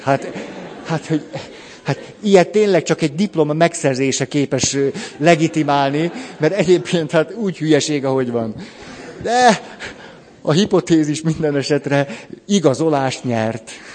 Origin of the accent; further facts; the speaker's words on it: Hungary; magyarként is ott vagyok